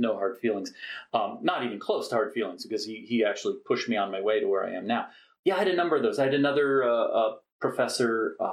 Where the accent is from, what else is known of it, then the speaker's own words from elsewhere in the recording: Cherry Hill, New Jersey, United States; moved away; also born or lived in Minnesota; I did my formative years in New Jersey